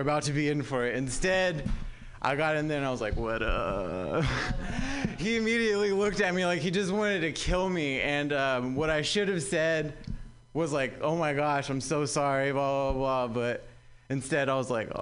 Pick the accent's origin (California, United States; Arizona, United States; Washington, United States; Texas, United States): California, United States; Southern; now in San Francisco Bay Area, United States; I'm actually from Southern California